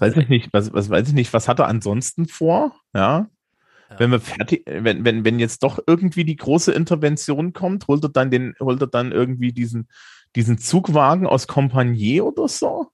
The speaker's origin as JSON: {"language": "German", "region": "East Germany", "country": "Germany", "tie": "born or raised there", "said": "ich bin 40 und in der DDR geboren"}